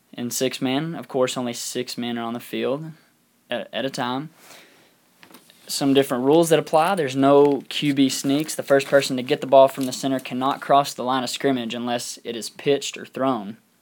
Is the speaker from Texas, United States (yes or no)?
yes; Throckmorton, Texas, United States; moved away; also born or lived in Lubbock, Texas; my hometown of Little Throckmorton, Texas